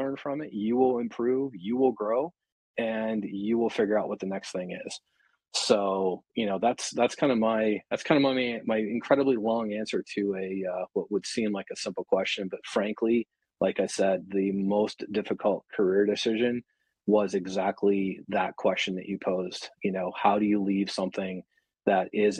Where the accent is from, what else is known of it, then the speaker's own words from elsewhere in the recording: Pittsburgh, Pennsylvania, United States; I was born and raised in Pittsburgh.